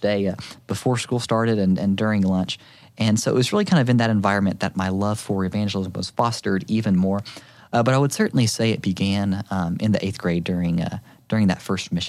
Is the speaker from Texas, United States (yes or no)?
no; Inola, Oklahoma, United States; whenever I came back to my hometown, Inola, again, I was an eighth grader at the time